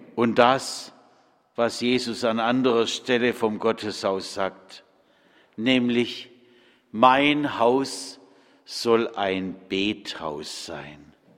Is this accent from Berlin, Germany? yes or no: no; Bad Friedrichshall, Baden-Württemberg, Germany; moved away; In meiner Heimat in Bad Friedrichshall-Kochendorf